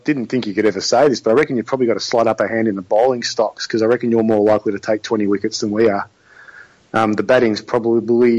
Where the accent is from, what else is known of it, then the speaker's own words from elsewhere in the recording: Australia; As an Australian